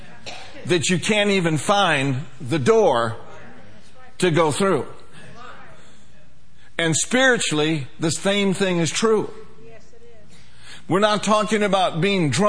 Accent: Minneapolis, Minnesota, United States; I grew up in Minneapolis, Minnesota

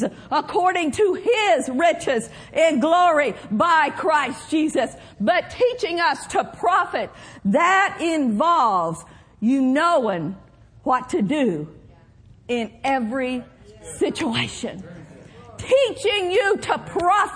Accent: Oklahoma, United States; moved away as an adult; also born or lived in Minnesota / Pawnee County, Oklahoma; now in California, United States; I grew up in Oklahoma, spent some time in Minnesota

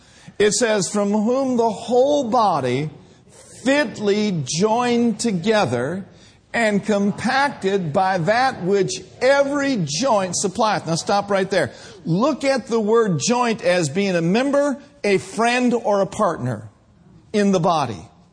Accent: Minnesota, United States; now in California, United States; back in 1982, when Brenda and I came from Minnesota to California, we were just doing our best to follow the Lord.

